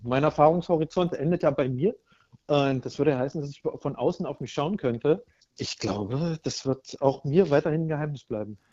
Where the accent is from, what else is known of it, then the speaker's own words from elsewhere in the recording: Berlin, Germany; Ich bin in Berlin geboren und aufgewachsen